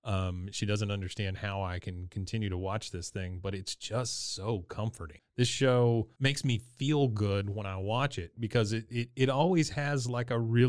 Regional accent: Texas, United States; Growing up in Texas in a small town that basically was Arlen

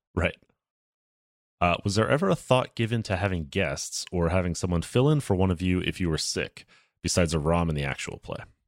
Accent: the South, United States; moved away; I grew up in the South

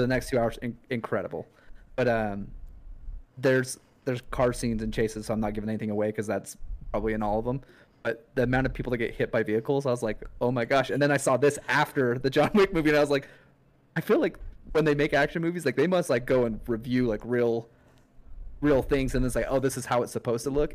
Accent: Utah, United States; my whole life growing up, I'm from Utah

